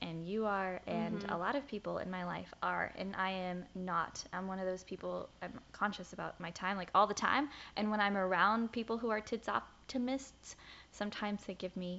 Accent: the South, United States; accent: Southern; they didn't want to correct me on it because they thought it was my Southern accent.

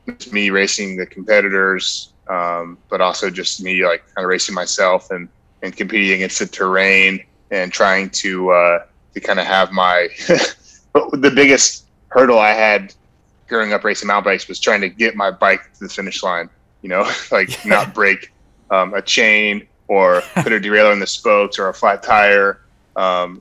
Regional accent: Marietta, Georgia, United States; I'm a Georgia native, so I grew up in Marietta, Georgia

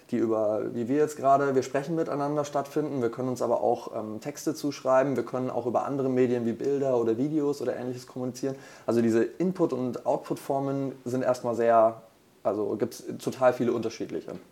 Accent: Bavaria, Germany; now in Hamburg, Germany; Ähm, ich komme ursprünglich aus Franken und äh, bin jetzt seit äh, gut zwei Jahren hier in Hamburg, ähm, Wahlhamburger quasi

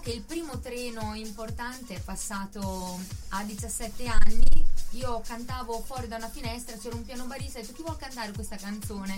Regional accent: Bellaria-Igea Marina, Emilia-Romagna, Italy; Io sono di Bellari Marina

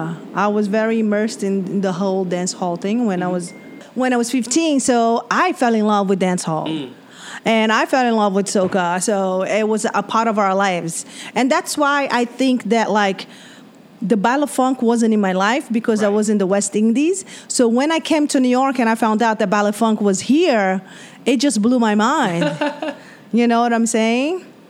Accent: Espírito Santo, Brazil; I'm from Espírito Santo.

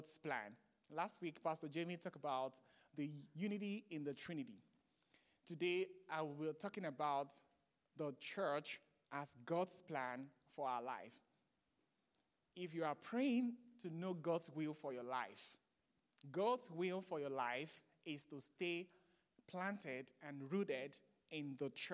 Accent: Nigeria; now in United States; I'm from Nigeria, as you can see from my accent. So I'm from Nigeria, and I grew up in the Foursquare Gospel Church in Nigeria.

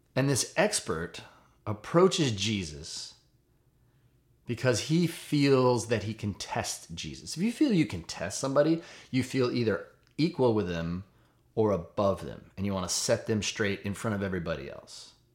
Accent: United States; I'm an American

